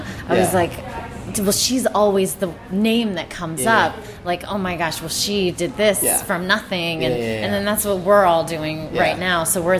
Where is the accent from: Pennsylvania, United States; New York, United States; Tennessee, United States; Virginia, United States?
Pennsylvania, United States; Pittsburgh; I'm from Pittsburgh, Pennsylvania